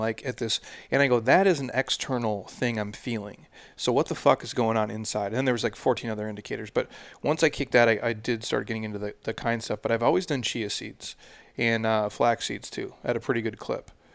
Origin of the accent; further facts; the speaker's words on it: Midwest, United States; I'm from the Midwest